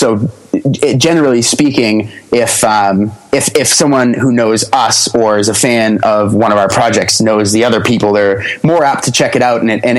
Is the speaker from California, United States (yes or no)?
no; Grover, Massachusetts, United States; Oh yeah. Grover, Massachusetts.